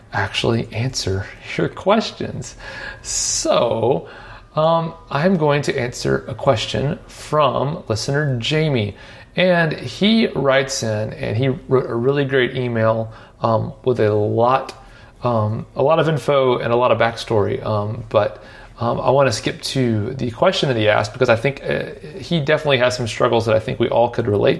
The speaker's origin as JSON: {"language": "English", "town": "Nashville", "region": "Tennessee", "country": "United States", "tie": "born or raised there", "said": "I grew up here in Nashville"}